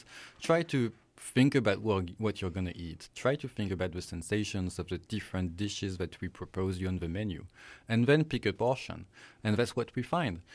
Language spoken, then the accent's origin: English; France; accent: French; English is a second language; moved away as an adult; also born or lived in Singapore; now in British Columbia, Canada; I'm French, as you might guess from my accent